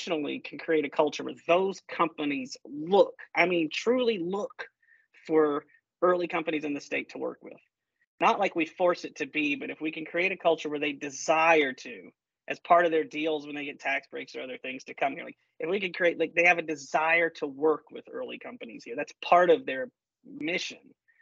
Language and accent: English; Columbia, South Carolina, United States; from the heartbeat of technology innovation, you know, Columbia, South Carolina